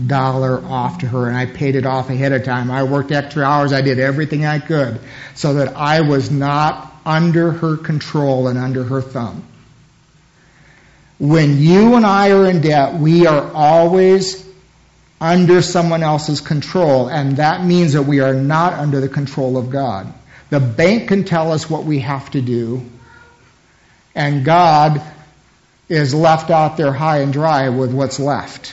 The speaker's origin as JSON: {"language": "English", "country": "United States", "said": "as American Christians"}